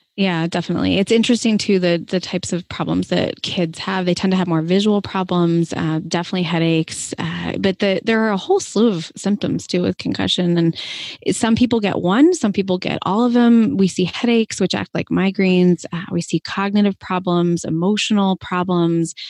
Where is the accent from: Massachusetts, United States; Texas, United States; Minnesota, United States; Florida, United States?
Massachusetts, United States; Boston; moved away; I'm from Boston originally and trained in the Northeast